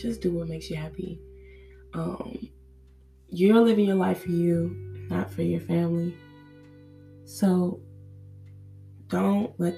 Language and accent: English; Nigeria; growing up, being a Nigerian girl, Nigerian child